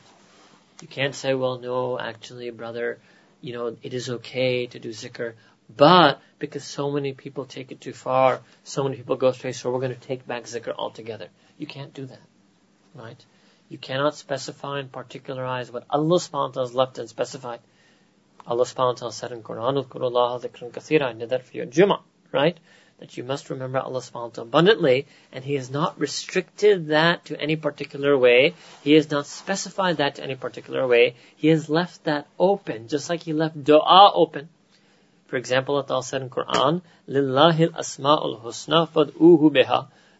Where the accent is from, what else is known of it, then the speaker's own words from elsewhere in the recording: United States; accent: American; my American accent